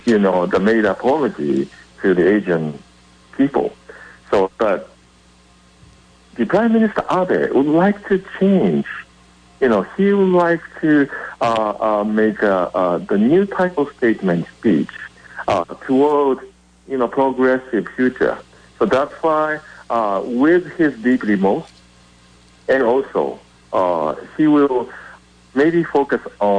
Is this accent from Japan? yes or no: yes; Japan; Actually, I'm from Japan.